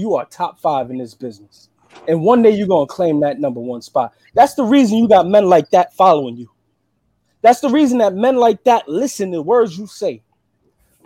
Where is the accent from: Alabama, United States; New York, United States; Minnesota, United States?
New York, United States; I'm from New York. We got a thing about ghost riders